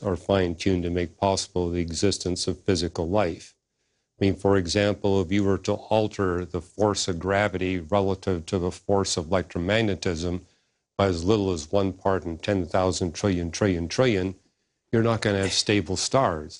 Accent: Canada; moved away as an adult; I was born in Canada, and I got all my degrees in Canada

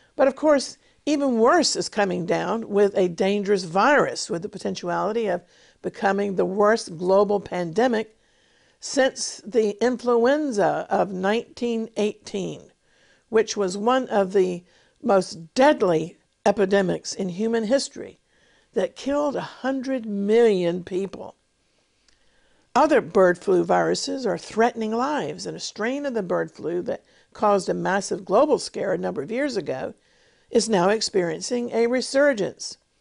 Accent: United States; now in Israel; today, I live in England, in Israel, but I was born in America

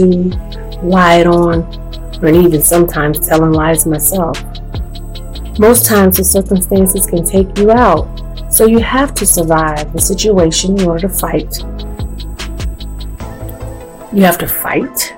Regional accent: the South, United States; I am what they call a true grits girl, a girl born and raised in the South

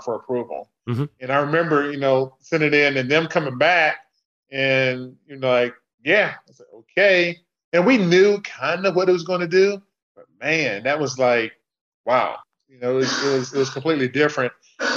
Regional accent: North Carolina, United States; I grew up in North Carolina

